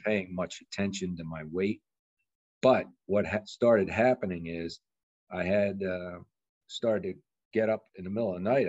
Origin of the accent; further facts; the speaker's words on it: Bucks County, Pennsylvania, United States; also born or lived in Montgomery County, Pennsylvania; Bucks County, which I grew up in Pennsylvania, mm. and I lived in Montgomery County